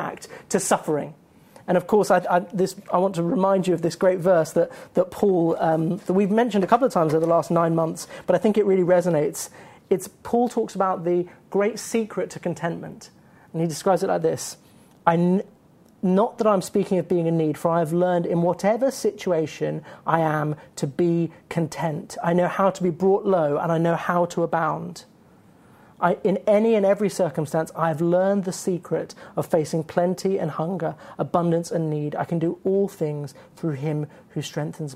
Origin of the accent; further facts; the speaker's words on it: United Kingdom; We're British